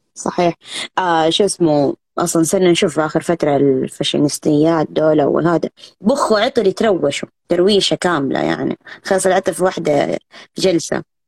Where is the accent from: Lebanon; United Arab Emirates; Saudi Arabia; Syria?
Saudi Arabia; عندنا في السعودية